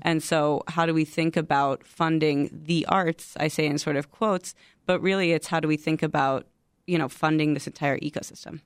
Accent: Chicago, Illinois, United States; I'm from Chicago, born and raised in Chicago.

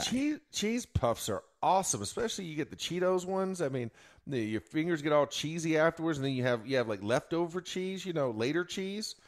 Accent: Florida, United States; I'm from Florida

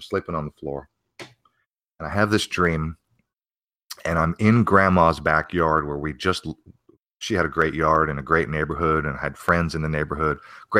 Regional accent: Pennsylvania, United States; I was born in Pennsylvania, raised as a young child in Pennsylvania, and the religion is Baptist Christian.

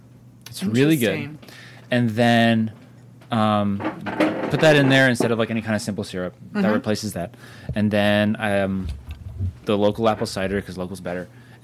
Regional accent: Ohio, United States; I'm from Ohio

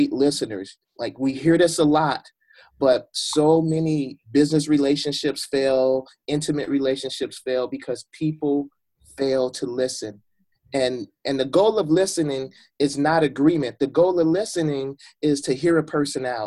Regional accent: Chicago, Illinois, United States; I grew up in Chicago. I grew up on the west side of Chicago.

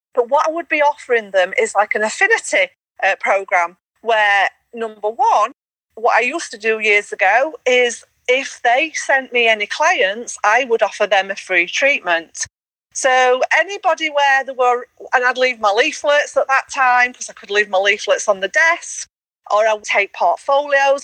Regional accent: Yorkshire and the Humber, United Kingdom; accent: Yorkshire; I don't like my Yorkshire accent, which that's me, I'm Yorkshire accent

